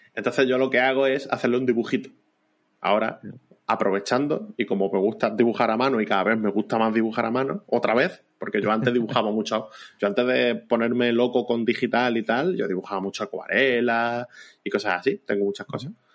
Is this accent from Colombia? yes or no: no; Vélez-Málaga, Andalusia, Spain; yo soy de Vélez, Málaga, ¿vale? En provincia de Málaga